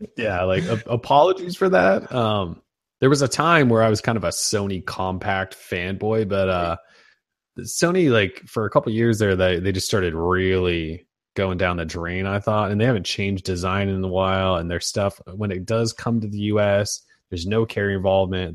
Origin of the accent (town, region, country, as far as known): Montana, United States; born or raised there